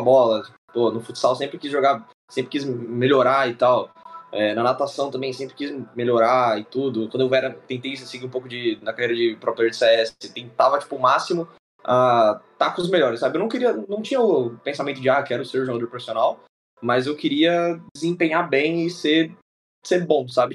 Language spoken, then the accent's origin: Portuguese; Diadema, São Paulo, Brazil; Eu sou de Diadema